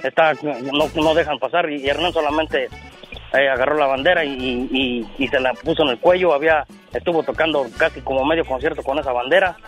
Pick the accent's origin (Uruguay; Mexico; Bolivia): Mexico; moved away as an adult; now in United States; sus padres somos mexicanos